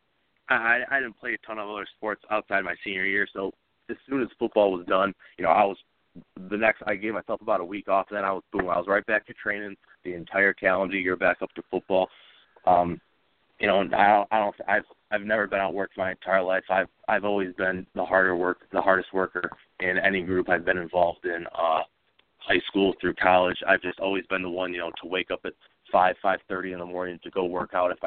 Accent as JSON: {"language": "English", "region": "Michigan", "country": "United States", "tie": "born or raised there", "said": "I was born and raised in Michigan. I'm from a small town"}